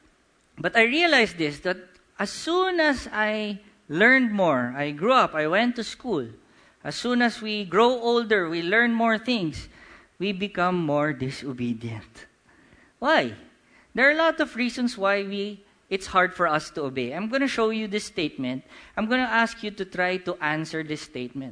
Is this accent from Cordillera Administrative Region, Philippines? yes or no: yes; Baguio, Cordillera Administrative Region, Philippines; first language Ilocano; moved away; I was born in Baguio City